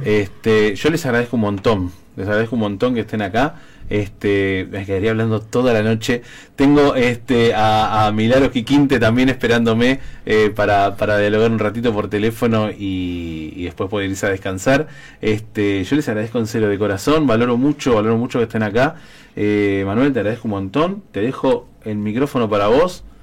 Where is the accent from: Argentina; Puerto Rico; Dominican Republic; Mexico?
Argentina; como argentino